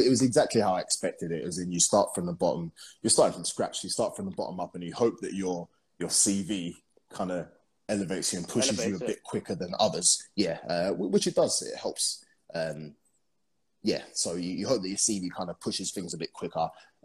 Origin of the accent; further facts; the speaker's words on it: London, United Kingdom; moved away as an adult; now in Dubai, United Arab Emirates; I'm from London